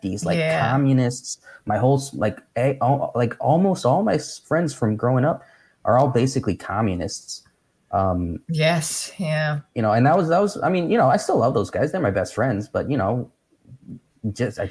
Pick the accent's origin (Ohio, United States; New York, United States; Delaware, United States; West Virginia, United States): New York, United States; Nyack; moved away as an adult; now in California, United States; Nyack. That's where I grew up